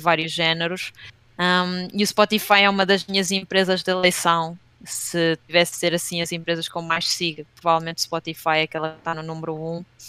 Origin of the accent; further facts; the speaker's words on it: Leiria, Centro, Portugal; moved away as an adult; also born or lived in Batalha / Southampton, United Kingdom; now in Lisbon, Portugal; eu sou de Leiria, nasci em Leiria e hum, vivi hum, a minha adolescência toda na zona da Batalha